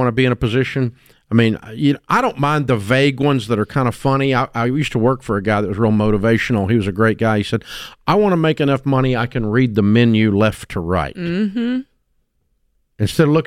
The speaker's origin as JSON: {"language": "English", "town": "Antioch", "region": "Tennessee", "country": "United States", "tie": "born or raised there", "said": "I'm a kid from Antioch, Tennessee"}